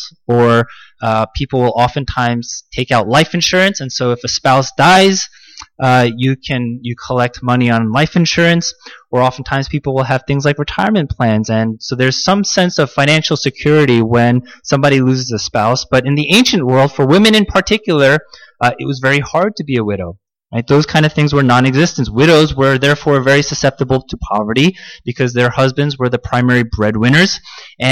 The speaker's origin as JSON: {"language": "English", "country": "United States", "tie": "born or raised there", "said": "I was born here. I grew up in the United States, and therefore I am most comfortable in American culture. My most comfortable language is the English language."}